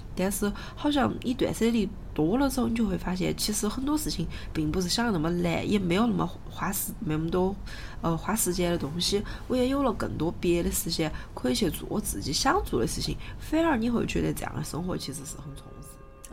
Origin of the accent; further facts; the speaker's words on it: Sichuan, China; accent: Sichuanese; 我们俩每次讲四川话